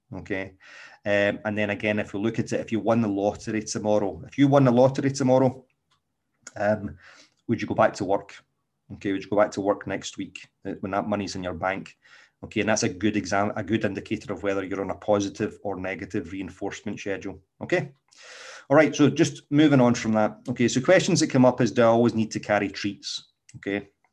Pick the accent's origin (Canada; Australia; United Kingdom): United Kingdom; Scotland; accent: Scottish; my exquisite Scottish accent